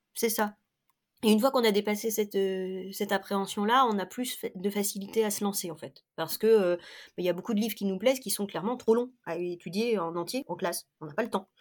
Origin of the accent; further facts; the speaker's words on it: La Rochelle, Nouvelle-Aquitaine, France; moved away as an adult; also born or lived in Lower Normandy; now in Rochefort, France; J'ai vécu toute mon enfance à La Rochelle, j'y suis née